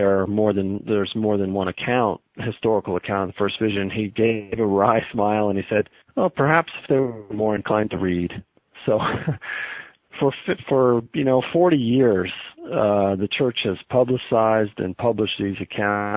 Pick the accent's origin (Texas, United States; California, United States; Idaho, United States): Idaho, United States; Southern; moved away as an adult; also born or lived in Laie, Hawaii, United States / Provo, Utah, United States; now in Salt Lake City, United States; I'm a kid from Southern Idaho